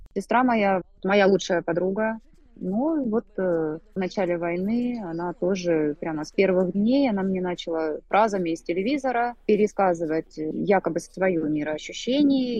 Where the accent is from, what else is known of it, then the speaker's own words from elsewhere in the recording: Rostov-on-Don, Rostov Oblast, Russia; moved away as an adult; now in Istanbul, Turkey; Я уроженка города Ростова-на-Дону. В настоящий момент я живу со своей семьей в Стамбуле